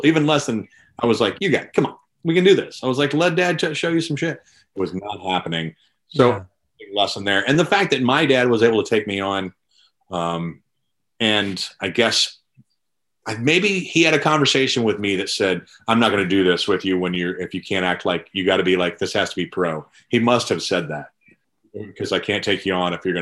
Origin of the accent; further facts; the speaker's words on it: Louisville, Kentucky, United States; moved away as an adult; also born or lived in Kansas City; I'm originally from Louisville, Kentucky. And then I kind of grew up there. I spent some years in Louisiana and then moved back to Louisville